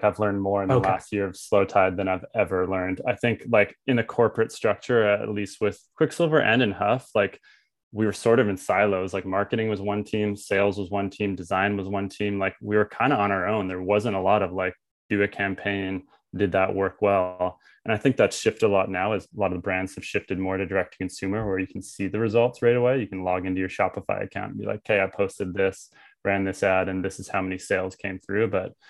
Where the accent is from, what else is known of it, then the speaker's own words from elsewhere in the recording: Tofino, British Columbia, Canada; Like I'm from Tofino.